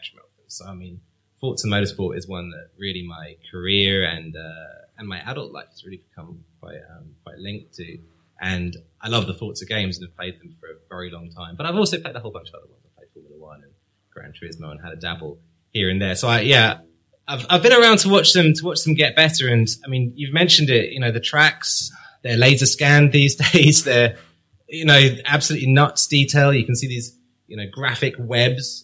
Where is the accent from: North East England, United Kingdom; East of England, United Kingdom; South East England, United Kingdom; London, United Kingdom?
East of England, United Kingdom; Cambridge; I was brought up in Cambridge